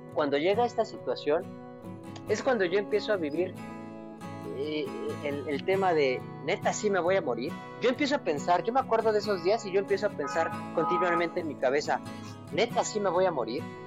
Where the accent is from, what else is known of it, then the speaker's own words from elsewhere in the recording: Mexico City, Mexico; yo soy de la Ciudad de México y me acuerdo que, viva, que mis papás vivían en una colonia que se llama Nahua